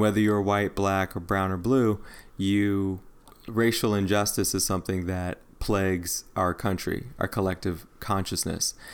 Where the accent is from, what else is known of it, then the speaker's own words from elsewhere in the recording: Midwest, United States; moved away; also born or lived in the South / the Southwest; I grew up in the Midwest